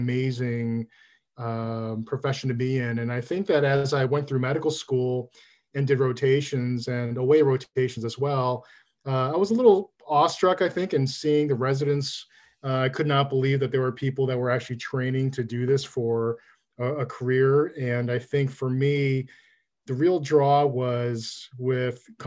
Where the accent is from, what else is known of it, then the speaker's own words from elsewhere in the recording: Chicago, Illinois, United States; I grew up in Chicago